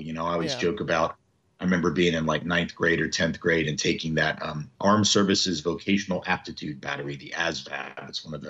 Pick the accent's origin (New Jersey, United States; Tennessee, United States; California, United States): Tennessee, United States; Nashville; So I'm from the South. I've always lived in the South. You know, I'm from Nashville, Tennessee.